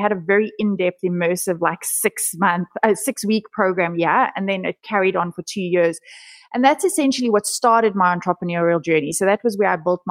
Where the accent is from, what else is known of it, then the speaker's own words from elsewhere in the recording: South Africa; I was born and raised in South Africa.